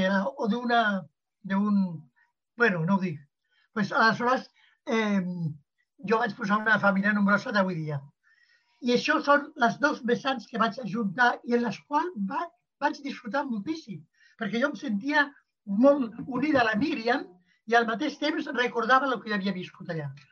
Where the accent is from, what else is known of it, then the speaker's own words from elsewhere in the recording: Barcelona, Catalonia, Spain; Jo la de Barcelona és la que em conec més i la d'una classe mitjana alta, que és la, a la que jo pertanyia